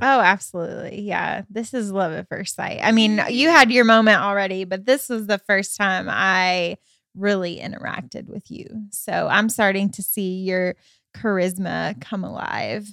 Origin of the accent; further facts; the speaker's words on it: Michigan, United States; moved away as an adult; I come from Michigan, and so, um, I lived in Michigan, um, pretty much from fourth grade all the way up until I graduated high school